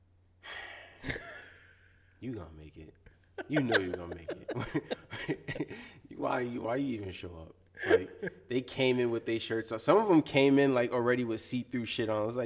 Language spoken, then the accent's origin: English; New Jersey, United States; I am from Jersey. I grew up with Jersey Club